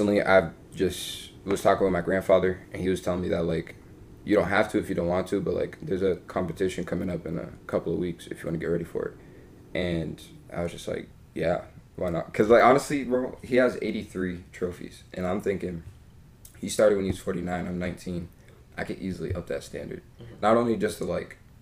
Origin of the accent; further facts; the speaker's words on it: Cambridge, Massachusetts, United States; moved away; also born or lived in North Carolina; growing up, I've always been in Cambridge. I was raised in West Cambridge.